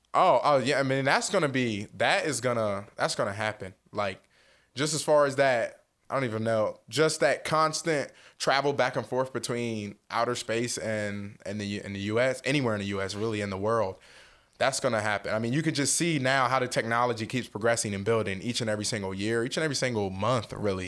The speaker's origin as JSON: {"language": "English", "town": "Salem", "region": "New Jersey", "country": "United States", "tie": "born or raised there", "also_born_or_lived": "Madison, Wisconsin", "moved": "as an adult", "lives_now": "Indianapolis, United States", "said": "growing up in South New Jersey, that small knit community"}